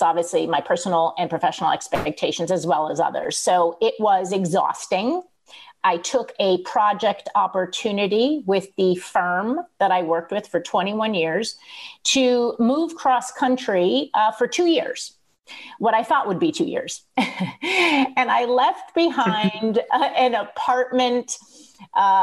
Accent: East Coast, United States; moved away; also born or lived in Manhattan; I'm originally from the East Coast

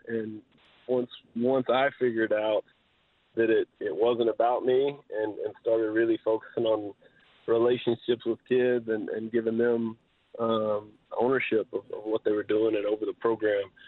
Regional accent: Southeast Texas, United States; I grew up in Southeast Texas. I went to Hardin Jefferson High School um, up through my junior year.

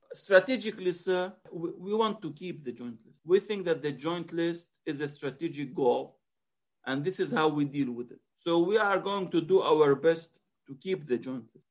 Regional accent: Israel; we, the Palestinians in Israel

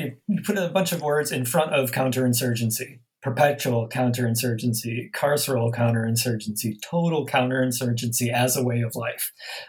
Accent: Midwest, United States; Legally I'm an Australian, but I'm from the Midwest of the United States.

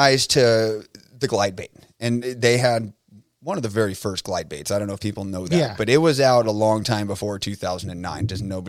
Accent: Southern California, United States; I grew up in Southern California. Nobody knows that I grew up in Southern California.

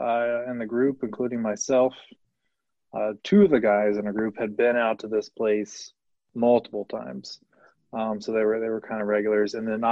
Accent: Ohio, United States; I'm from Ohio

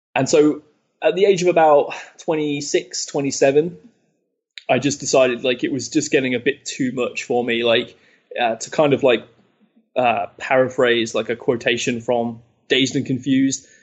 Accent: Leicester, East Midlands, United Kingdom; in Leicester, which is my hometown in the UK

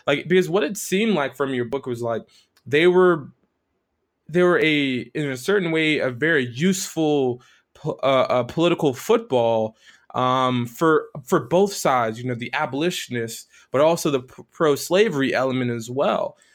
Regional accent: South Florida, United States; moved away; where I grew up uh, was uh, born um, and partially raised in South Florida

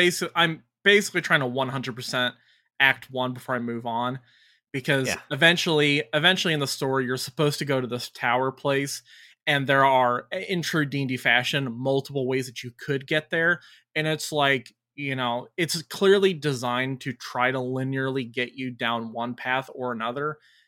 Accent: Detroit, Michigan, United States; I'm from Detroit.

